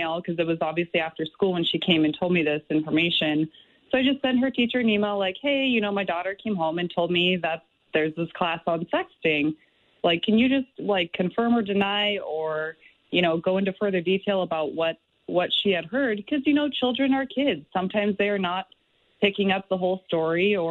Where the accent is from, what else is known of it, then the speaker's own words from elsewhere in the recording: San Diego, California, United States; moved away as an adult; now in Little Falls, United States; I was born and raised in San Diego